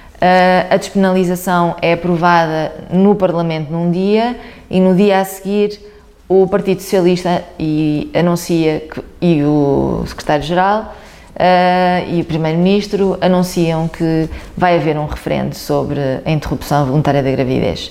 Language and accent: Portuguese; Guimarães, Norte, Portugal; born or raised there